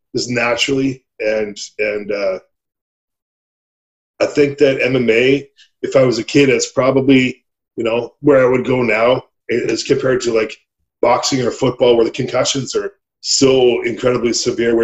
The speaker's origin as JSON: {"language": "English", "area": "Red Deer, Calgary", "region": "Alberta", "country": "Canada", "tie": "born or raised there", "said": "I grew up in Red Deer in Calgary. I grew up in Alberta. I'm an Alberta boy."}